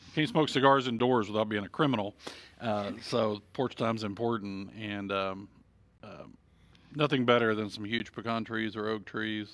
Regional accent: Texas, United States; as a Texan

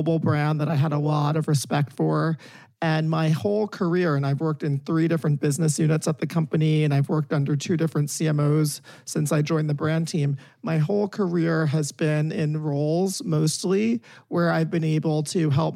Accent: South Orange, New Jersey, United States; I'm from South Orange, New Jersey

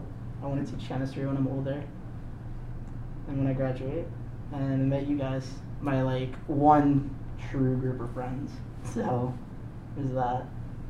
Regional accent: Maine, United States; I was born and raised in Maine

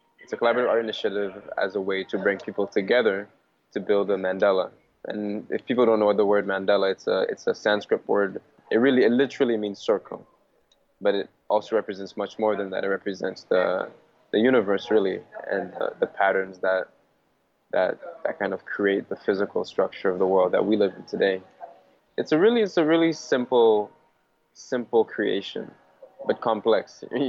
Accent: Victoria, British Columbia, Canada; also born or lived in Port-au-Prince, Haiti; I'm originally from Haiti, Port-au-Prince, Haiti. And my family left Haiti when I was 11, 12, and we kind of went to the States and then we came to Canada. And since then, I've grown up in Victoria, BC

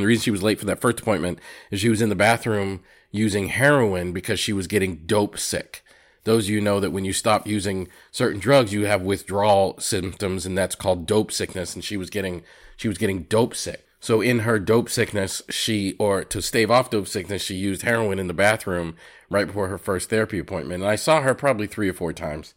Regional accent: Massachusetts, United States; growing up in Massachusetts

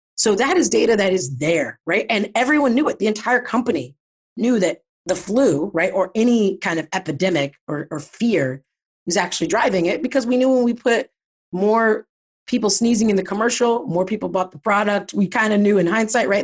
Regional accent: Pickerington, Ohio, United States; moved away as an adult; I'm from Ohio. I grew up in Ohio, um, a little suburb of Columbus called Pickerington.

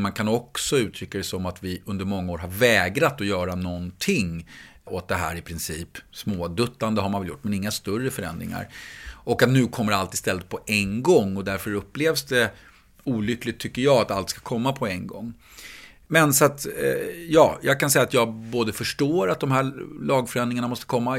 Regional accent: Stockholm, Stockholm County, Sweden; När jag växte upp så växte jag upp i Gröndal som ligger utanför Stockholms innerstad

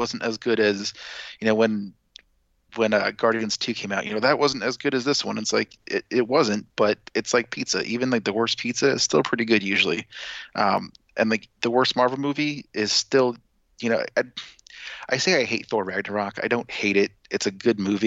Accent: New York, United States; I was born in New York.

